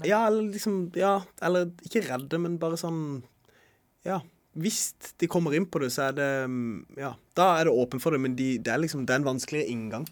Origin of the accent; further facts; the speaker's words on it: Norway; det å være her der jeg vokste opp